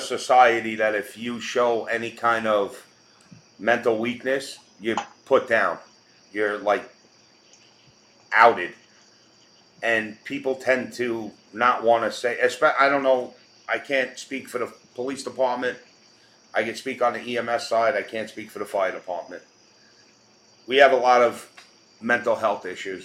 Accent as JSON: {"language": "English", "town": "New York City", "region": "New York", "country": "United States", "tie": "born or raised there", "said": "I grew up in New York my whole life"}